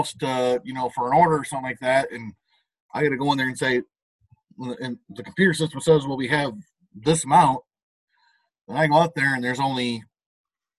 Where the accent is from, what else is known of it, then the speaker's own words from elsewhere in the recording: United States; as an American